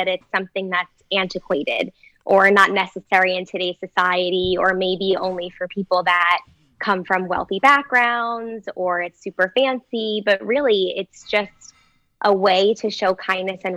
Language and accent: English; New Jersey, United States; I'm from New Jersey.